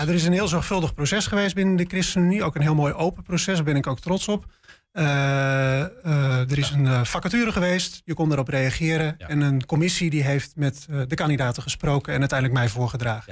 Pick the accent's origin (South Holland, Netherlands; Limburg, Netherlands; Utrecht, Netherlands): Utrecht, Netherlands; Spakenburg; moved away as an adult; also born or lived in Leiden / Delft; now in Enschede, Netherlands; Ik kom zelf uit Spakenburg